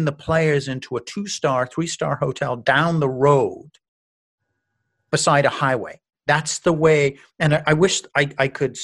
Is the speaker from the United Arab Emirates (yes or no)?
no; Canada; moved away as an adult; now in United States; I'm a newly arrived immigrant in America. I'm a Canadian